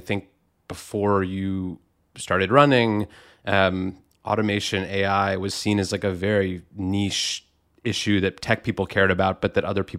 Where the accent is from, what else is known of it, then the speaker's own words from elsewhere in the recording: Rust Belt, United States; Yeah, I grew up in the Rust Belt. My, you know, county was one where there had been a lot of steel plants, and those closed up in the, you know, 70s, 80s, 90s